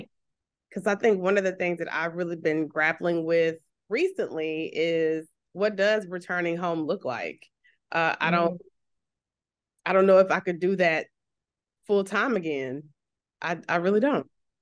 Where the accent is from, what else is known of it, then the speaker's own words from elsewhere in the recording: Texas, United States; moved away; I'm from Texas. And so the way I pronounce things is so different sometimes than what it's actually supposed to sound like.